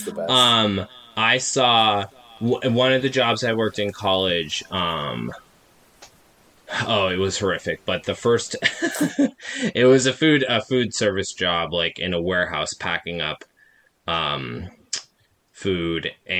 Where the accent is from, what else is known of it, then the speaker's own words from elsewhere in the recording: Calistoga, California, United States; born there; I was born actually out in Calistoga, so we lived there for the first couple of years of my life and then moved out here